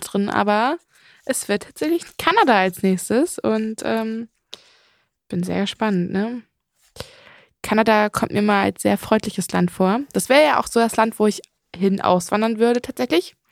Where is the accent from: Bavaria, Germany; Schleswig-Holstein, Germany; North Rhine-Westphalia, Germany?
Schleswig-Holstein, Germany; Elmshorn; bei uns in Emshorn gibt es eher Moor